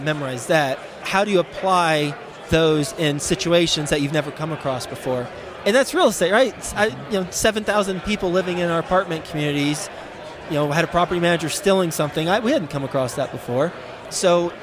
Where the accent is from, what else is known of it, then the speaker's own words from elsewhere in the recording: Fort Worth, Texas, United States; now in Cincinnati, United States; I am from Fort Worth, and we have the majority of our portfolio in Dallas-Fort Worth